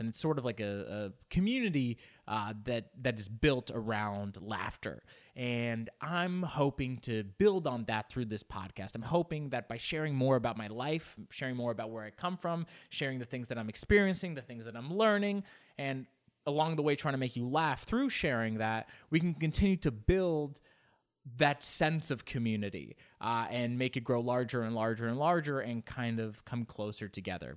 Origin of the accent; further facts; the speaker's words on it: Los Angeles, California, United States; first language Spanish; English is a second language; I grew up here in Los Angeles